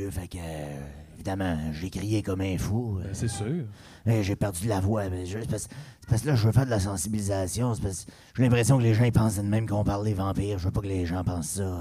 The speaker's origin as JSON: {"language": "French", "town": "Chambly", "region": "Quebec", "country": "Canada", "tie": "born there", "said": "moi, je je suis né à Chambly. Peu d'expérience de vie. J'ai 37 ans"}